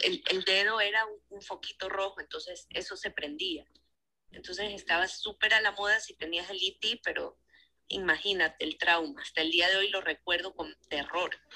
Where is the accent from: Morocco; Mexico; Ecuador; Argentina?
Ecuador; yo soy de Ecuador